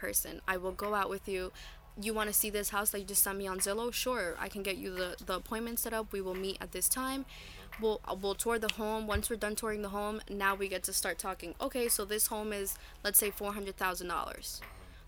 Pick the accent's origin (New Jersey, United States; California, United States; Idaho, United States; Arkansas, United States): New Jersey, United States; Newark; I grew up in Newark. I know what it's like to grow up in Newark.